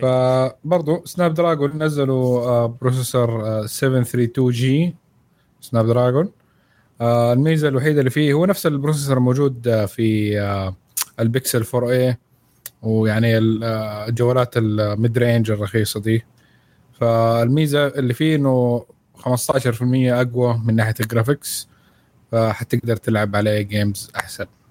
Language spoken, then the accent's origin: Arabic; Saudi Arabia